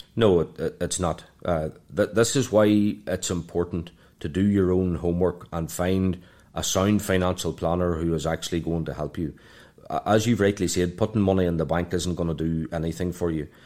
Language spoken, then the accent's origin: English; Ireland; moved away as an adult; also born or lived in London; now in Dubai, United Arab Emirates; from Ireland